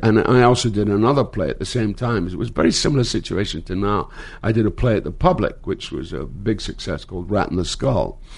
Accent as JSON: {"language": "English", "region": "Scotland", "country": "United Kingdom", "tie": "born or raised there", "moved": "as an adult", "lives_now": "United States", "said": "I started in my hometown in Scotland"}